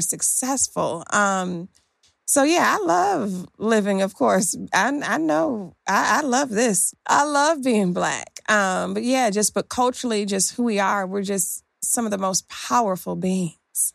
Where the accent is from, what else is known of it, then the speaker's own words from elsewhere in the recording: Detroit, Michigan, United States; growing up in Detroit, Michigan